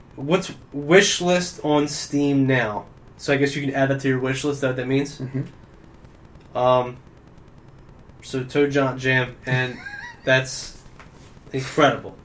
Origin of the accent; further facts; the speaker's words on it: Williamstown, United States; Williamstown uh, Williamstown, uh, my hometown